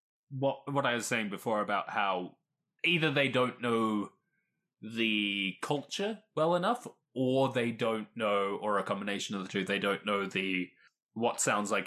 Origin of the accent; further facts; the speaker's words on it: Perth, Western Australia, Australia; now in Melbourne, Australia; I was born in Perth